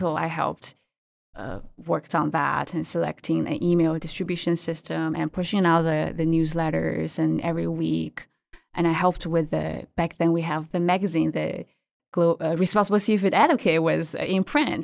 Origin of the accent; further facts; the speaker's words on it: China; English is a second language; moved away; also born or lived in Qingdao, China; I grew up in China and I went to college in a coastal city called Qingdao in China